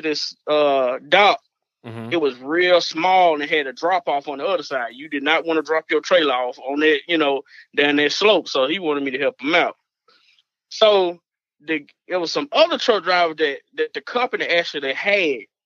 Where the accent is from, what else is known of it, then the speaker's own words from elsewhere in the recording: Arkansas, United States; I'm from Arkansas